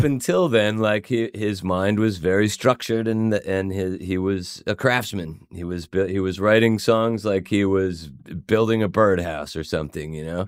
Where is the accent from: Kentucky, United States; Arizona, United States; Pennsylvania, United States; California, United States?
Pennsylvania, United States; Swarthmore; I grew up in Swarthmore, Pennsylvania